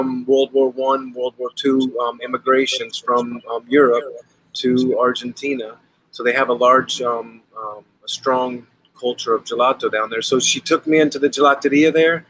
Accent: Atlanta, Georgia, United States; moved away; also born or lived in Portland, Oregon; I was from the South and out of Atlanta is where I grew up.

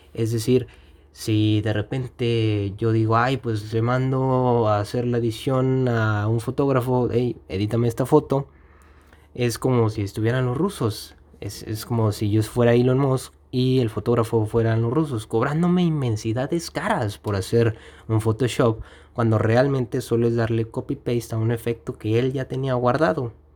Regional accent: Mexico; aquí en mi país, que es México

